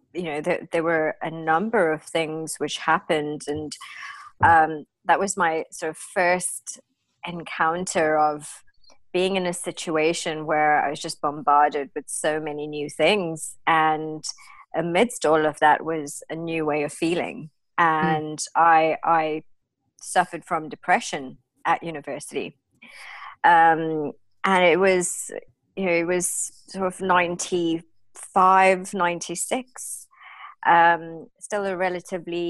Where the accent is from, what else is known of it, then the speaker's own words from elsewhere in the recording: South Africa; moved away as an adult; now in United Kingdom; My background, I'm from South Africa. I come from very sort of humble beginnings